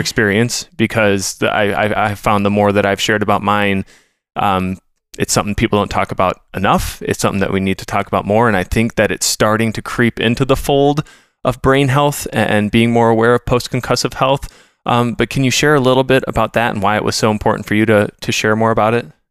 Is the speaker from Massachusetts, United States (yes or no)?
no; Minnesota, United States; I'm a Minnesotan